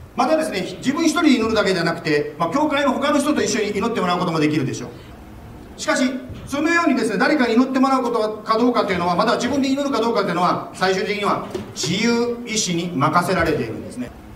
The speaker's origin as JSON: {"language": "Japanese", "country": "Japan", "tie": "born or raised there", "moved": "yes", "lives_now": "Phoenix, United States", "said": "私はですね日本で生まれて育ったものでございます"}